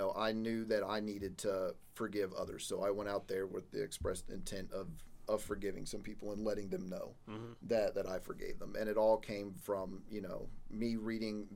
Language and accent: English; Missouri, United States; moved away; my home state of Missouri